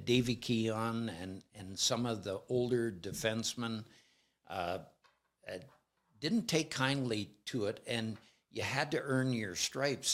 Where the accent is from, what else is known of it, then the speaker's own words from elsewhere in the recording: Alberta, Canada; I'm from Alberta